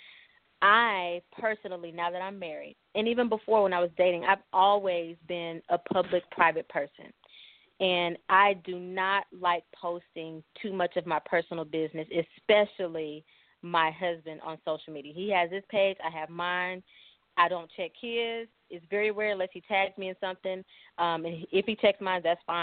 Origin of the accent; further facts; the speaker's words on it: East St. Louis, Illinois, United States; also born or lived in Denver, Colorado; now in Wichita, United States; my hometown of East St. Louis